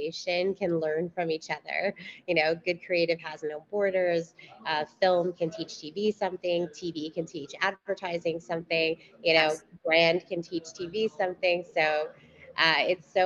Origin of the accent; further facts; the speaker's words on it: Canada; we're Canadian